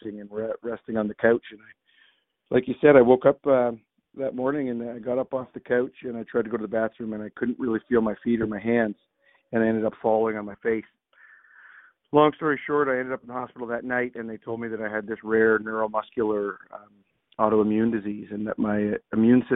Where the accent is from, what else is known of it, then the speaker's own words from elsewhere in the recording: southern Ontario, Canada; I grew up in Ontario, here in southern Ontario, playing hockey and lacrosse